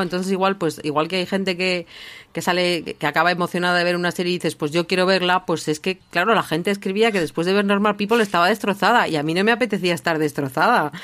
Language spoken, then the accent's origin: Spanish; Basque Country, Spain; yo como, como vasca